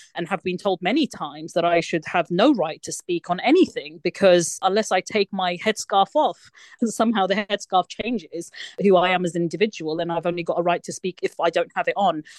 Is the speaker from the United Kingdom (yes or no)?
yes; United Kingdom; we live our lives as British Muslims in this country